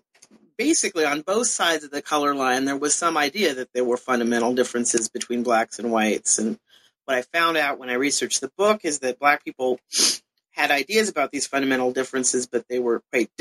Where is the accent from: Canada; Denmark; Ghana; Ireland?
Canada; also born or lived in California / Europe; I was born in California originally and grew up a lot of places, but mostly Canada and to some extent Europe. So in some ways, I became curious about the United States because we were sort of expatriate Americans.